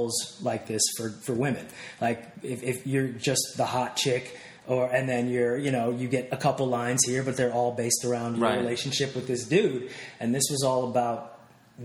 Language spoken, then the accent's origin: English; Wilmington, Delaware, United States; in the northern part in Wilmington where I grew up, there really isn't a very visible community